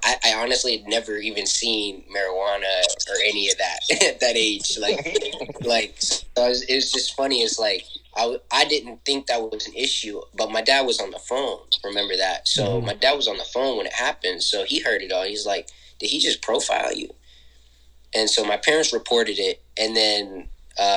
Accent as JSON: {"language": "English", "town": "Senoia", "region": "Georgia", "country": "United States", "tie": "born or raised there", "said": "growing up in Sonoya, never realized I was different"}